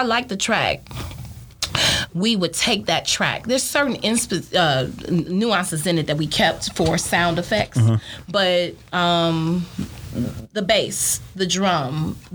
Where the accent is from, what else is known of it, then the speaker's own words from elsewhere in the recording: Chicago, Illinois, United States; also born or lived in Mississippi; I'm from Chicago